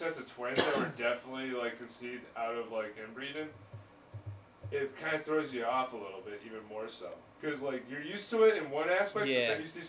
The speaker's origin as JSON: {"language": "English", "town": "Ellington", "region": "Connecticut", "country": "United States", "said": "I'm from Ellington."}